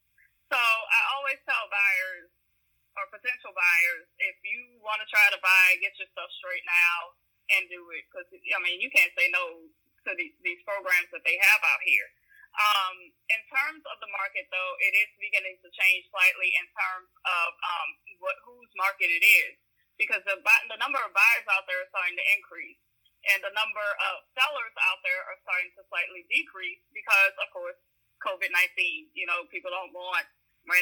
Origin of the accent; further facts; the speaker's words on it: New Orleans, Louisiana, United States; I grew up in the East. So I can tell you, living in the East now